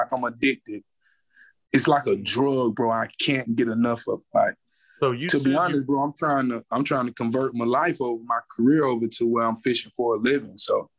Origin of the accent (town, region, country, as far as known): United States; born or raised there